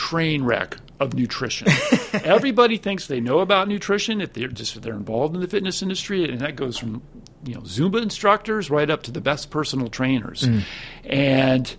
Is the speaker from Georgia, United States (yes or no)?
yes; Atlanta, Georgia, United States; moved away; also born or lived in San Francisco / Silicon Valley; I grew up in the South in Atlanta, Georgia.